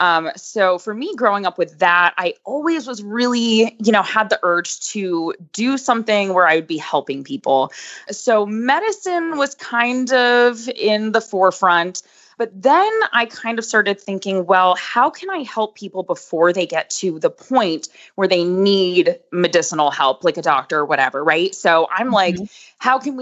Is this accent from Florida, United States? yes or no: yes; Boca Raton, Florida, United States; moved away as an adult; now in Lexington, United States; I'm originally from South Florida, Boca Raton